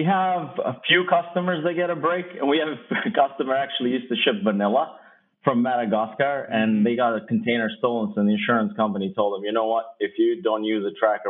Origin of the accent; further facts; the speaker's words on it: Kosovo; moved away; I'm originally from Kosovo